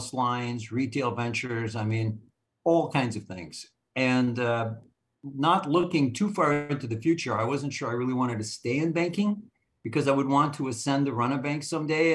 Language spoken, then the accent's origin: English; Minneapolis, Minnesota, United States; I'm from Minneapolis, Minnesota